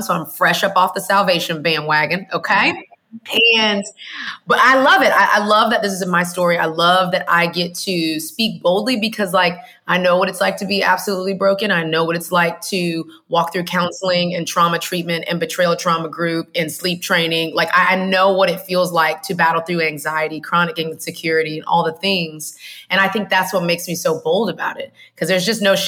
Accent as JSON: {"language": "English", "town": "Houston", "region": "Texas", "country": "United States", "tie": "born or raised there", "moved": "yes", "lives_now": "Atlanta, United States", "said": "I was born in Houston, Texas. That's the best and most important thing about me, because Texas, there's a lot of pride there"}